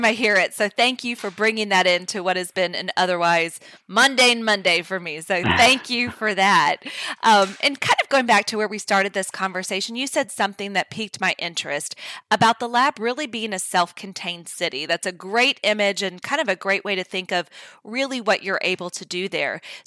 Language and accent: English; Louisiana, United States; I'm from the other